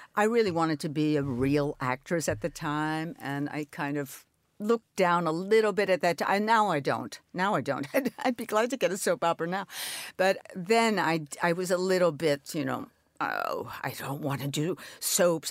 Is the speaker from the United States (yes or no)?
yes; New York City, New York, United States; I'm an only child. I grew up in New York